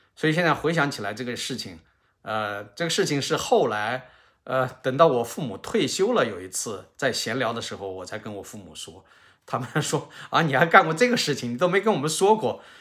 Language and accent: Chinese; Xianyang, Shaanxi, China; 我在陕西省这个咸阳市下面的新平县